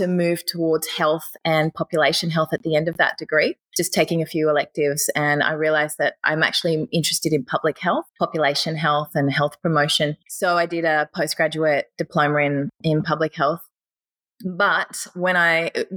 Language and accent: English; Southeast Queensland, Australia; I grew up in Southeast Queensland in the bush, in the country.